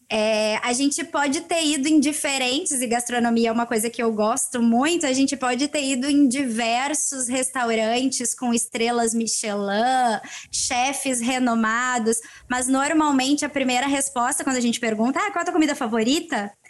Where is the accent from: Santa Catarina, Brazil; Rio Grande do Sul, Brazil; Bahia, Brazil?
Rio Grande do Sul, Brazil; also born or lived in Northeast Brazil / São Paulo / Campinas / Rio de Janeiro; Eu sou aqui do Rio Grande do Sul, é